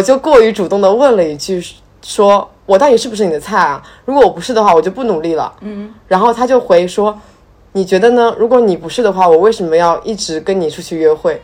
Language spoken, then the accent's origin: Chinese; southern China, China; 我作为南方人